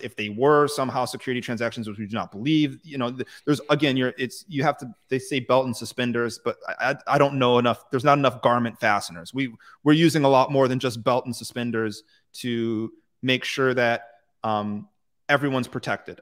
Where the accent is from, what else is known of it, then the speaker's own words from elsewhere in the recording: United States; I'm American